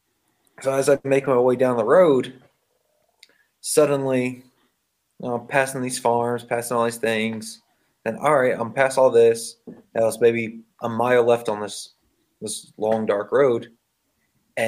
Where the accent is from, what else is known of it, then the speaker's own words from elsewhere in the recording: Pine Barrens, New Jersey, United States; I grew up right outside the Pine Barrens